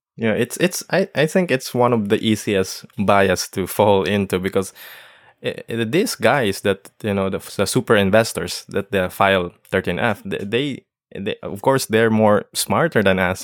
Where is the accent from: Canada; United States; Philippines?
Philippines; I'm from the Philippines